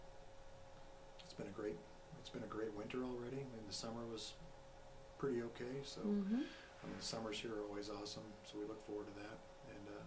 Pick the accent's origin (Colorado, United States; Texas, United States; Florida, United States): Colorado, United States; moved away; my home state is Colorado. I was born and raised there